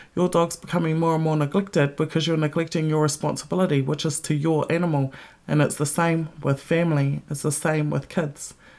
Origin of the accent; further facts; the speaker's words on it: New Zealand; moved away as an adult; now in Melbourne, Australia; my home country and when I didn't live there